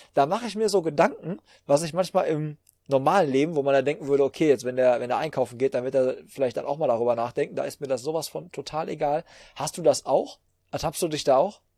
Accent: Hagen, North Rhine-Westphalia, Germany; bei uns in Hagen, wo ich herkomme

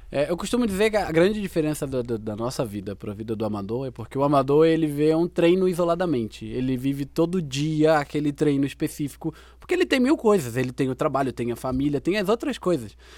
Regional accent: Brazil; nossa vida como brasileiro

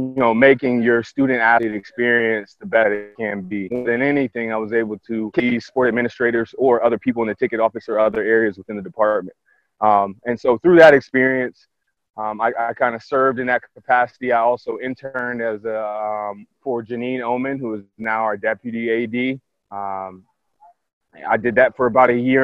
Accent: Columbus, Ohio, United States; I'm from born and raised in Columbus, Pickerington Central High School

